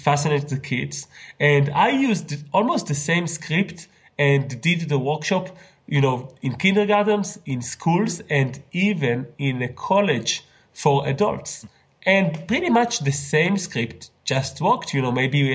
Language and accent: English; Israel; I'm from Israel